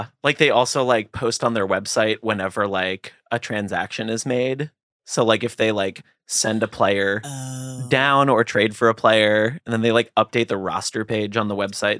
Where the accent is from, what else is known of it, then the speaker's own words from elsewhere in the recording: Philadelphia, Pennsylvania, United States; I'm from Philly, so I'm a huge Phillies fan.